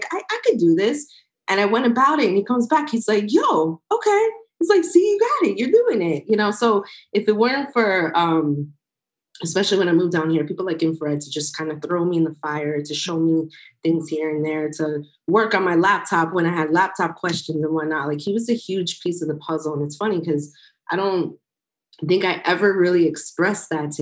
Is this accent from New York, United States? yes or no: yes; New York, United States; I grew up on the Hot 97s, the Power 105.1s in New York.